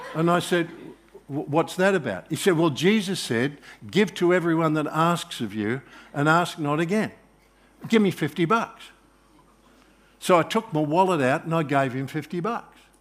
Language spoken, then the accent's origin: English; Australia; I'm Australian, I'm not, I'm not Israeli